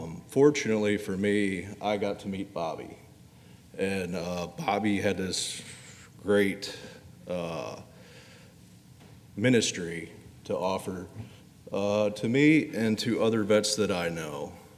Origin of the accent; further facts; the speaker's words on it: Indiana, United States; when I moved down here from Indiana, yeah, I'm a Yankee.